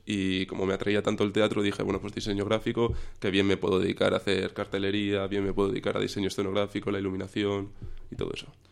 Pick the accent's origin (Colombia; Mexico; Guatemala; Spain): Spain; Cáceres, Extremadura; empecé desde muy pequeñito con, con la magia, hacer magia en Cáceres, en Extremadura, que es de donde soy